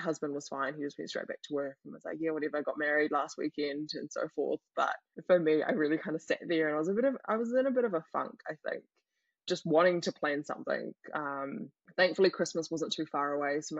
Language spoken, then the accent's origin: English; Thailand; now in New Zealand; I'm from Thailand